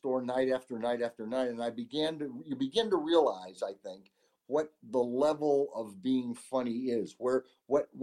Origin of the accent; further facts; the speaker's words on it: Syracuse, New York, United States; moved away as an adult; also born or lived in Los Angeles; my hometown of Syracuse, New York